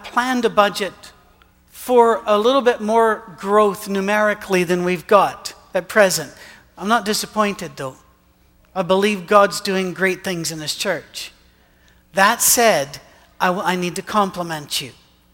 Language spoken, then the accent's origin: English; Scotland, United Kingdom; moved away as an adult; now in Tennessee, United States; as a Scotsman